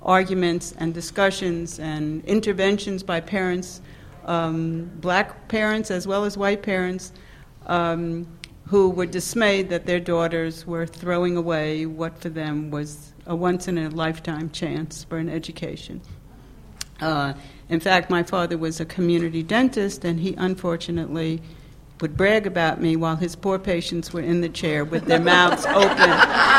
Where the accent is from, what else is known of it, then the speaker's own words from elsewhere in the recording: New York, United States; moved away as an adult; also born or lived in the South; born and bred in New York